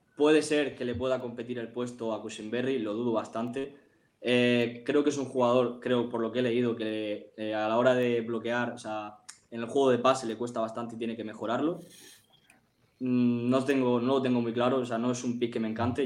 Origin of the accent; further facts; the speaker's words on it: Murcia, Region of Murcia, Spain; yo soy de Murcia